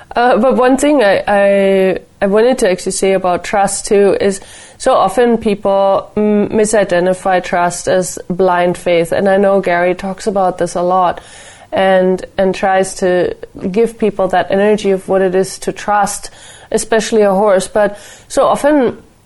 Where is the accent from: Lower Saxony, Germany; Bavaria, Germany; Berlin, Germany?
Bavaria, Germany; Nuremberg; my hometown, Nuremberg